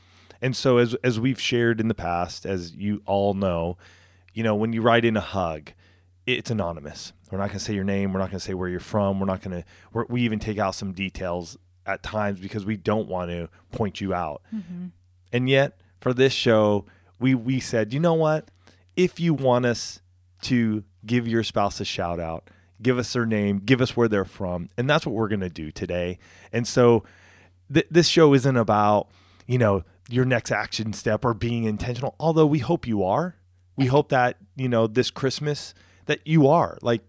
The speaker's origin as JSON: {"language": "English", "region": "California", "country": "United States", "tie": "born or raised there", "said": "I grew up right outside of Riverside."}